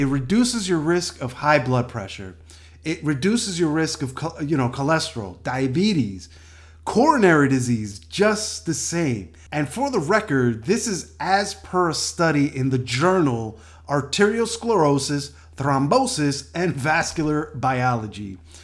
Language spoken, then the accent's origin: English; New York City, New York, United States; moved away as an adult; also born or lived in Washington, D.C.; now in California, United States; New York City, my hometown